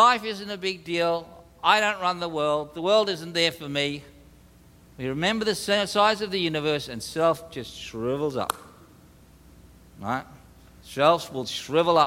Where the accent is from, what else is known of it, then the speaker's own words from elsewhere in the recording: Australia; as an Australian, we're pretty good at sarcasm